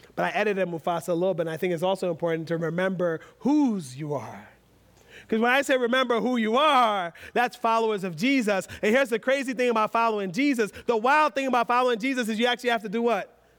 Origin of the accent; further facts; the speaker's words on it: United States; being American